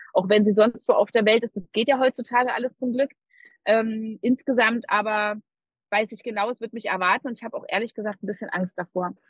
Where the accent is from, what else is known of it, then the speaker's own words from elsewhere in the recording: Berlin, Germany; ich bin eine totale Berliner Göre. Ich bin in Berlin geboren und aufgewachsen.